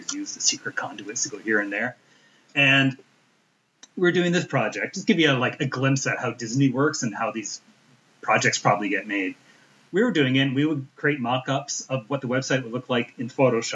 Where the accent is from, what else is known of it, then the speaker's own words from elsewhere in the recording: Canada; I'm Canadian